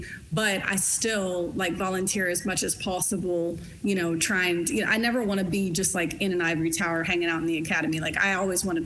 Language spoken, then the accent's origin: English; Lexington, Kentucky, United States; moved away as an adult; also born or lived in Oklahoma / Los Angeles / Pasadena / Burbank; I grew up in Kentucky. I grew up in Eastern Kentucky.